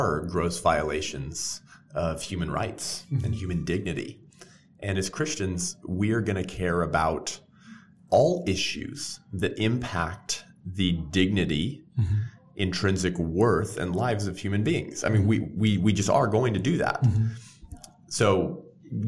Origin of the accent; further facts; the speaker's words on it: Whittier, California, United States; I grew up here in Southern California, a little city called Whittier